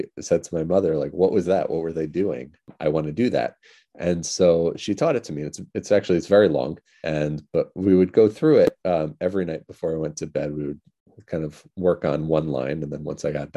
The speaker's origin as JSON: {"language": "English", "town": "Monroe", "region": "New York", "country": "United States", "tie": "born or raised there", "said": "I grew up around Jewish sounds from the time I was very young. My family belonged to a conservative congregation in Monroe, New York"}